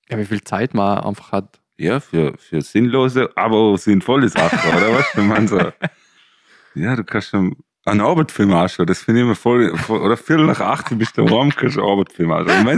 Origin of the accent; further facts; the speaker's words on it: Lauterach, Vorarlberg, Austria; Und eigentlich ist Altersheim-Dinner, oder? Bei uns in Lauterach, oder?